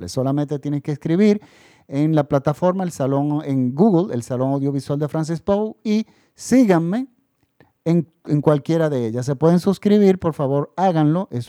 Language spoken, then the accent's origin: Spanish; Dominican Republic; Ya en mi país estamos en la República Dominicana, ya estamos en la normalidad, prácticamente todo el país está vacunado